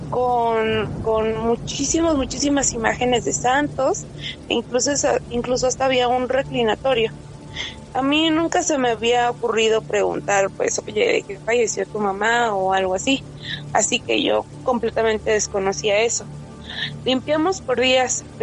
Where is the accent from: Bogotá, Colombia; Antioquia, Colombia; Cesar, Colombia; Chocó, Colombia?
Antioquia, Colombia; Medellín; now in Mexico; esto fue por el 2010, cuando yo llegué a vivir a México de Medellín, Colombia.